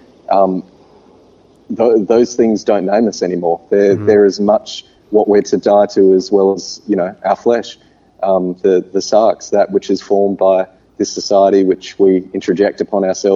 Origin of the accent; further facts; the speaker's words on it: Australia; I'm a first generation Australian